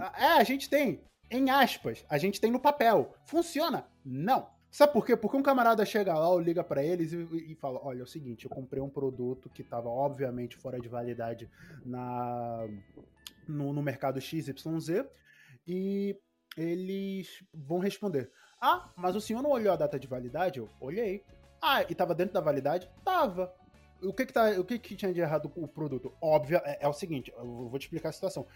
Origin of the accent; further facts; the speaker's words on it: Angola; also born or lived in France; eu, estava em África, fui pra Europa, voltei pra África